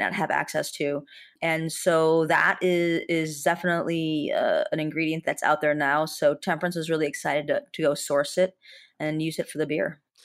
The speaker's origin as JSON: {"language": "English", "town": "Chicago", "region": "Illinois", "country": "United States", "said": "as a Chicagoan"}